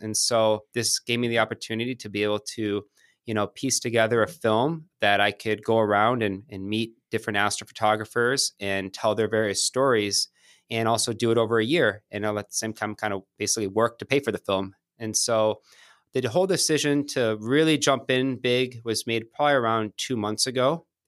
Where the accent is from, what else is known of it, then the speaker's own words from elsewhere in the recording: Michigan, United States; moved away as an adult; also born or lived in Santa Monica, California / San Diego, California; now in Manhattan, New York, United States; Moved to Michigan. My mom's side of the family's from outside Detroit. And, um, grew up there